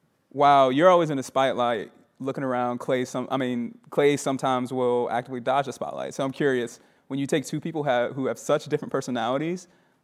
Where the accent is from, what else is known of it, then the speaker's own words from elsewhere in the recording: Atlanta, Georgia, United States; I'm from the Atlanta area